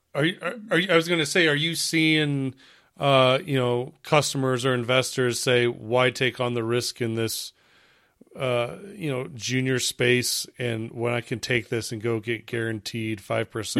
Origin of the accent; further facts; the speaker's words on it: United States; as an American